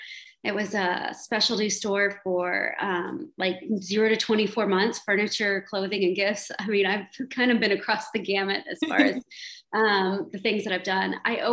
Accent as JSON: {"language": "English", "town": "Houston", "region": "Texas", "country": "United States", "tie": "born or raised there", "lives_now": "Austin, United States", "said": "I'm from Houston."}